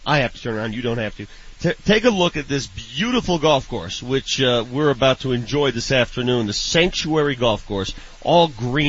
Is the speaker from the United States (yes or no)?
yes; Colorado, United States; born or raised there